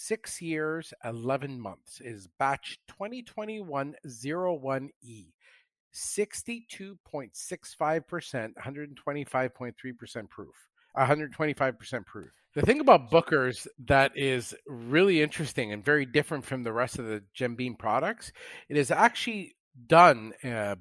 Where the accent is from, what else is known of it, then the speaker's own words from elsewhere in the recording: Canada; I'm Canadian